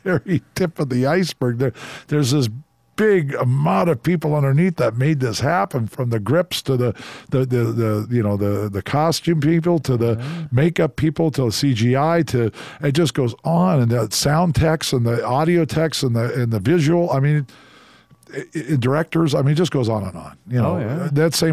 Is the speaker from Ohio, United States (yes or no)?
no; Seattle, Washington, United States; now in Las Vegas, United States; I come from Washington State. So I'm used to, you know, Seattle when I was a young boy